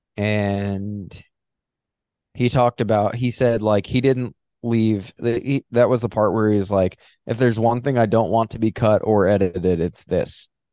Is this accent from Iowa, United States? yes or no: no; Long Island, New York, United States; I'm from Long Island and I'm not a Guido